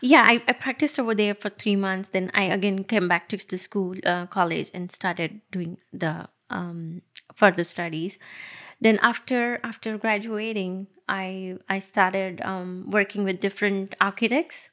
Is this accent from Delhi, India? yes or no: no; Nashik, Maharashtra, India; moved away; I actually born and brought up in Nasik